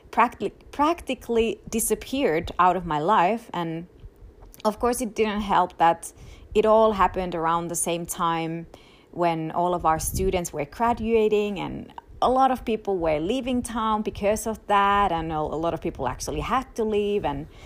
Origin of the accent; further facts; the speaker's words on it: Finland; now in United States; i i already had not been able to visit in my home country in finland for the past three years because of my extended immigration process